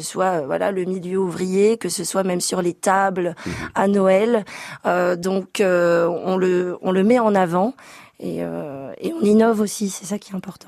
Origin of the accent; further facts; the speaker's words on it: Belgium; moved away as an adult; now in Paris, France; On est belge